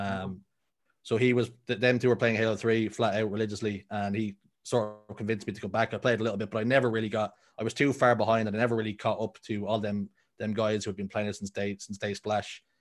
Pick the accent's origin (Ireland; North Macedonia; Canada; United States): Ireland; Dublin, Leinster; I'm born and raised in Dublin in a tough spot, a r-, pretty rough area called Talla